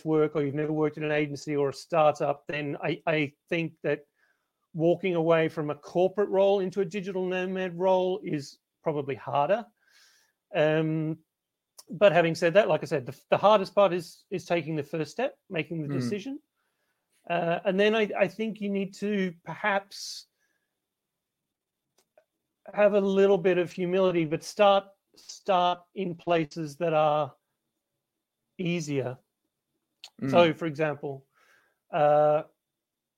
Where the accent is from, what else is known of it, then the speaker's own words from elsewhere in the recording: Melbourne, Victoria, Australia; moved away as an adult; I grew up in Australia. Well, I grew up in Melbourne, where I am now